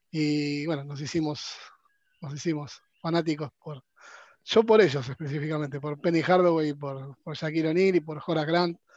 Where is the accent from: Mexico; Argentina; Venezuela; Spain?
Argentina; Buenos Aires; soy de Buenos